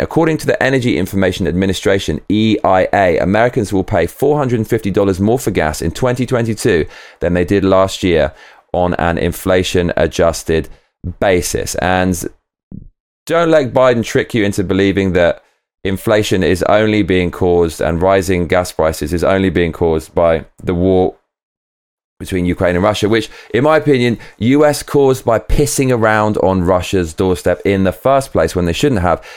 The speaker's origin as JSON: {"language": "English", "country": "United Kingdom", "said": "I'm British"}